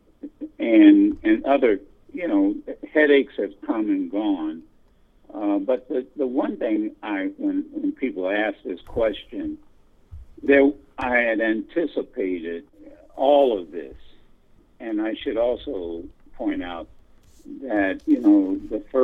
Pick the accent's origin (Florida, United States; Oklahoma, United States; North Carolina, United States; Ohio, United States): Ohio, United States; Dayton; moved away; also born or lived in Detroit, Michigan / Flint, Michigan; I was born and reared in Dayton, Ohio.